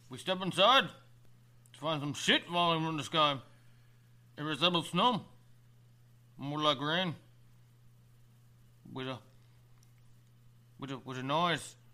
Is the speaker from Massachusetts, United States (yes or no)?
yes; Boston, Massachusetts, United States; accent: Boston; I'm legitimate. You can't hear it in my Boston accent.